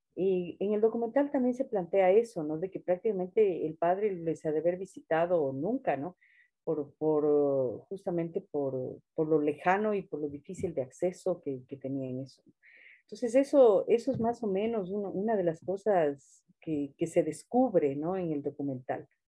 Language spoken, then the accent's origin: Spanish; Andes, Ecuador; me puedo definir como ecuatoriana, andina